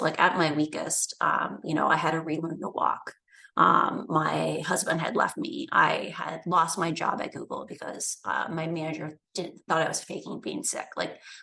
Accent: Midwest, United States; I grew up in the Midwest

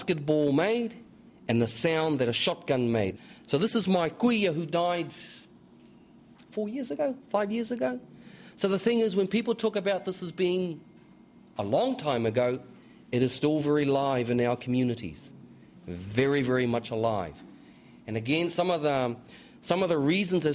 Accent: New Zealand; also born or lived in Auckland; I was from Tuhoe

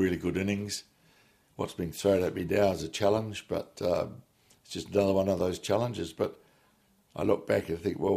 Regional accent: New Plymouth, Taranaki, New Zealand; moved away as an adult; I was away from New Plymouth 32 years, and I came back to New Plymouth

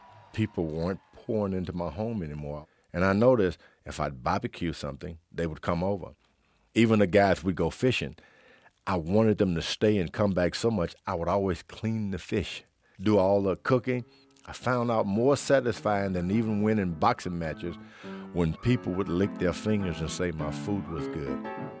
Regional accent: Houston, Texas, United States; I grew up in Houston, Texas, in the Fifth Ward area.

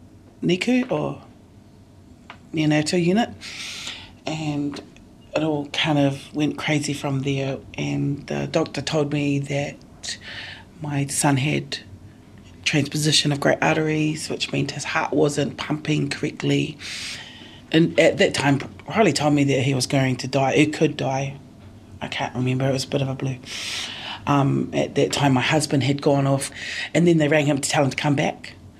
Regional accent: Taranaki, New Zealand; now in Porirua, New Zealand; no Taranaki aho, so I'm from Taranaki.

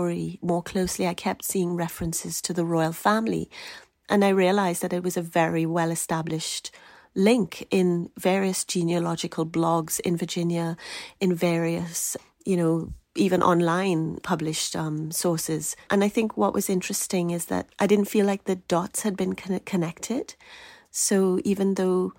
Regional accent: Trinidad & Tobago; moved away; I grew up in Trinidad.

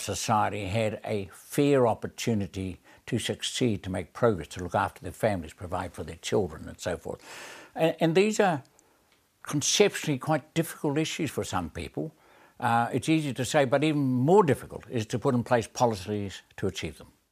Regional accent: New Zealand; one of the great ethos of being a New Zealander, a Kiwi, is fairness

